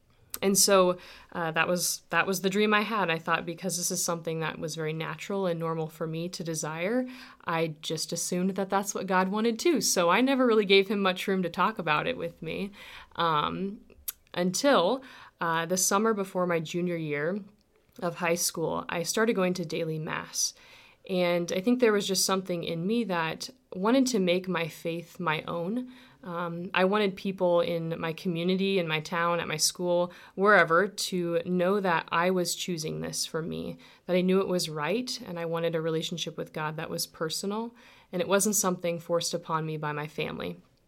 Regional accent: Dorchester, Nebraska, United States; My story begins, I grew up near Dorchester, Nebraska, on a farm between Crete and Dorchester. And I'm one of six kids.

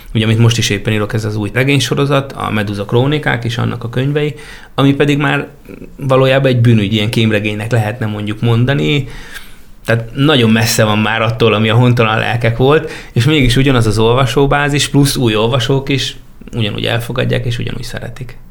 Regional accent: Jármi, Szabolcs-Szatmár-Bereg, Hungary; Már a kis településen ottól felnőttem, Máté Szakka mellett, jármiban

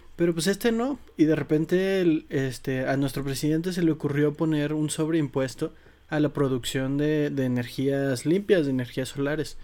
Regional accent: Mexico; como mexicano

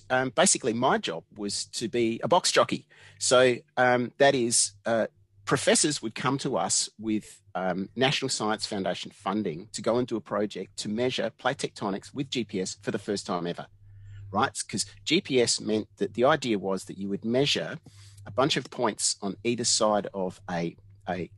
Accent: Australia; moved away as an adult; I'm Australian, right? You know, I don't have a visa or anything like that.

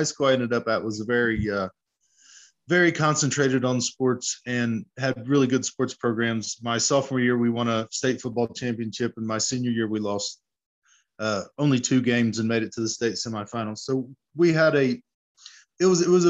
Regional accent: Wheelersburg, Ohio, United States; I grew up in Wheelersburg, Ohio, which is right on the southern border of Ohio and Kentucky, right on the Ohio River

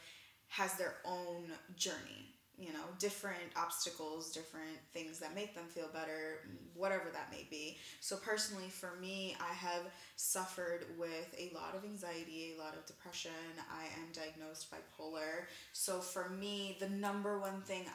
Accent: Milwaukee, Wisconsin, United States; moved away as an adult; now in New York, United States; I am originally from Milwaukee, Wisconsin, and about two and a half years ago, I moved to New York.

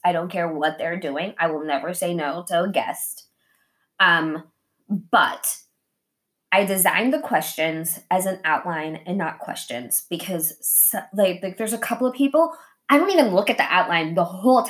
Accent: Japan; but I'm also Japanese and I grew up in Japan, right?

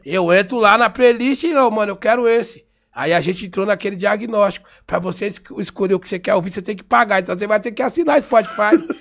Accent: São Paulo, Brazil; eu sou paulistano, nasci em São Paulo

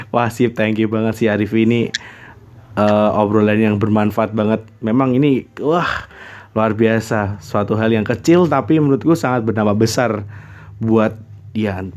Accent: Blitar, East Java, Indonesia; bisa di kota aku sendiri di kota Blitar kemudian lingkungan sekitar pertemanan sekolah

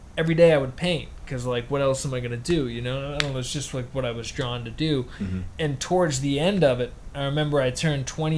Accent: Pembroke, Massachusetts, United States; moved away as an adult; also born or lived in Arizona; now in Boston, United States; I am 31 years old. I am from Pembroke, Mass.

